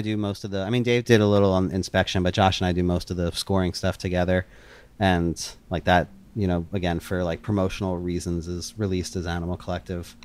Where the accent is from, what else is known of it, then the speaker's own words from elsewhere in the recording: outside of Philadelphia, Pennsylvania, United States; the mall I grew up going to outside of Philadelphia